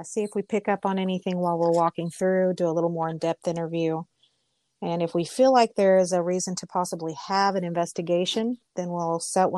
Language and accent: English; Mustang, Oklahoma, United States; we're both from Mustang, which is here in Canadian County